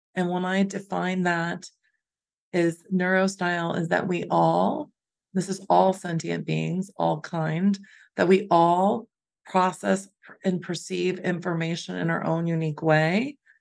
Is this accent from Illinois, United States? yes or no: yes; Chicago, Illinois, United States; we're also from Chicago.